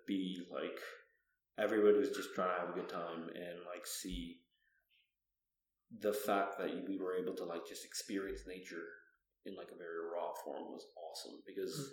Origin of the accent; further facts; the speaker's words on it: Toronto, Ontario, Canada; I grew up in Toronto